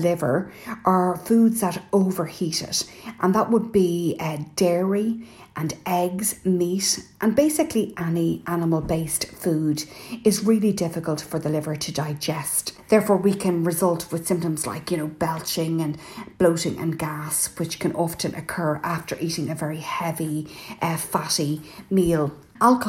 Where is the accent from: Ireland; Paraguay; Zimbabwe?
Ireland; I'm …